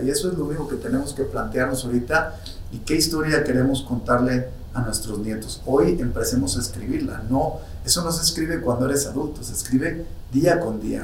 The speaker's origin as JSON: {"language": "Spanish", "country": "Mexico", "said": "nuestro México queridísimo país del alma, soy más mexicano que el mole"}